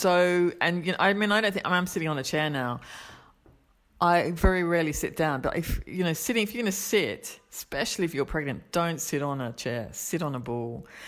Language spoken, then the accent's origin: English; Australia; moved away; I'm Australian